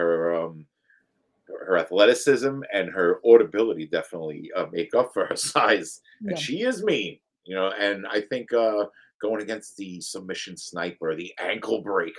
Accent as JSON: {"language": "English", "country": "United States", "said": "an American"}